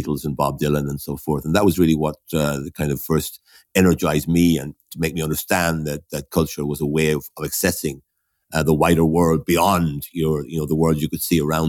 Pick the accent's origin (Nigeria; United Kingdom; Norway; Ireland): Ireland; Waterford, Munster; when I was growing up in Waterford.